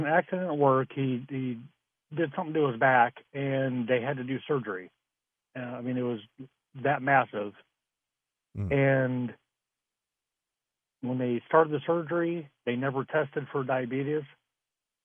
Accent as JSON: {"language": "English", "region": "Idaho", "country": "United States", "moved": "yes", "lives_now": "South Bend, United States", "said": "I'm originally from Idaho"}